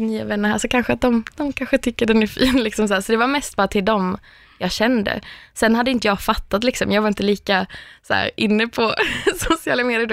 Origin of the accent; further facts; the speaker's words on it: Örkelljunga, Skåne, Sweden; moved away as an adult; now in Stockholm, Sweden; jag har flyttat från Örkelljunga där jag kommer från till Stockholm